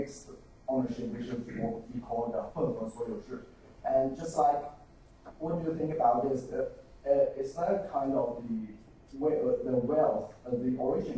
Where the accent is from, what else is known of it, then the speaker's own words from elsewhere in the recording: China; I come from China